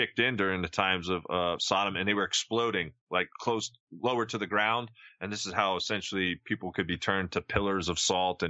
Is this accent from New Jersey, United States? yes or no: yes; Jersey Shore, New Jersey, United States; now in Ohio Valley, United States; I grew up on the Jersey Shore